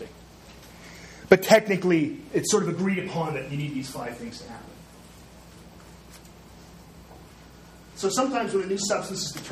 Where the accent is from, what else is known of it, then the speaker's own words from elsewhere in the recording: Canada; I tend to go back and forth because I'm Canadian